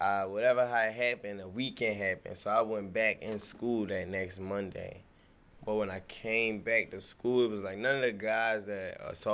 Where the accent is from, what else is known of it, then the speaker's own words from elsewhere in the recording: Baltimore, Maryland, United States; I grew up in Northwest Baltimore. I'm from Shirley Avenue, which is in the lower parts of Park Heights.